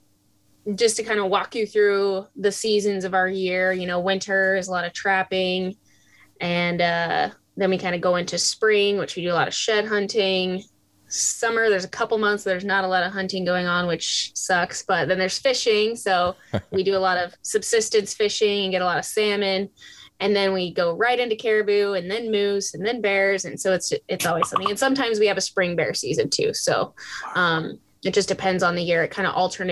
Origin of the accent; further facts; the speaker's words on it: Idaho, United States; moved away as an adult; now in Alaska, United States; growing up in Idaho, I had lots of brothers